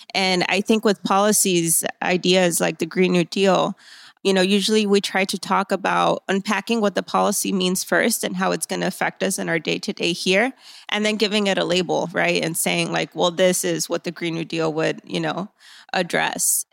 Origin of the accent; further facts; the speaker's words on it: Laredo, Texas, United States; I am from Laredo, born and raised here in our hometown, um, right on the river.